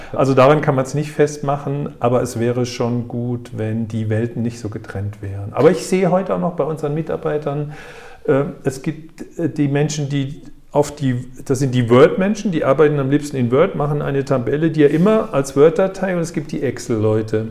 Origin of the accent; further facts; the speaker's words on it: Frankfurt, Hesse, Germany; also born or lived in Waldorf; Erst Frankfurt, ich bin geborener ah, ja, Frankfurter. Wir wohnten Tiergarten 52 gegenüber vom Elefantenhaus.